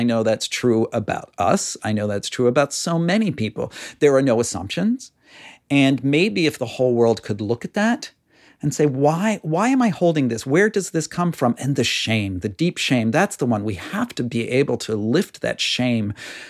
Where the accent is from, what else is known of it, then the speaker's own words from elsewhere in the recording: near Pittsburgh, Pennsylvania, United States; now in Connecticut, United States; I grew up near Pittsburgh and it's so parochial there compared to here. We're Yankees here in Connecticut.